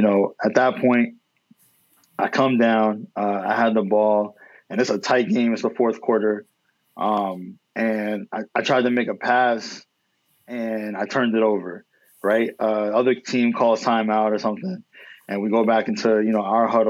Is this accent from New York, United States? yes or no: yes; New York, United States; I'm from Lower East Side.